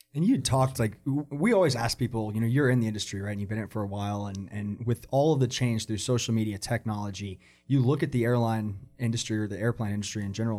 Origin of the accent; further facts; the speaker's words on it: Atlanta, Georgia, United States; moved away; I grew up in Atlanta, so I grew up with Hartsfield